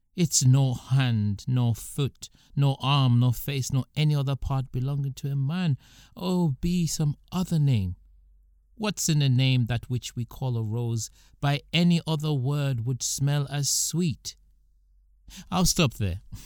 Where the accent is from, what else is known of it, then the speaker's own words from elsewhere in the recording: United Kingdom; also born or lived in Nigeria (ancestry); I am British by birth